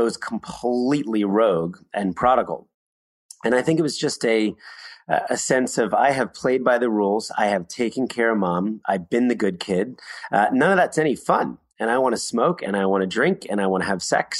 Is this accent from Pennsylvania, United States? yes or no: yes; Philadelphia, Pennsylvania, United States; I was born in Philadelphia, middle-class family